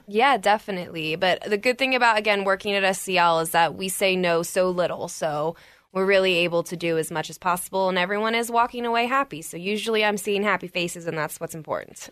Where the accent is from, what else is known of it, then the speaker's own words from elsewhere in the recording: Maryland, United States; moved away as an adult; now in Colorado, United States; I'm originally from Maryland. I was born and raised there